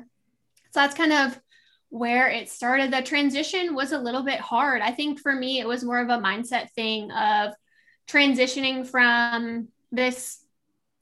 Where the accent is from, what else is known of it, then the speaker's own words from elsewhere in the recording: Midwest, United States; moved away as an adult; also born or lived in Southern California / East Coast; I grew up in the Midwest